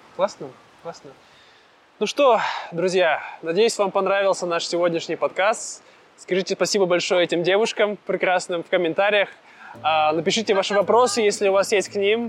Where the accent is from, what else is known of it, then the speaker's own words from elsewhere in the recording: Siberia, Russia; now in Vietnam; я из Сибири, и мне нравится, когда есть зимой снег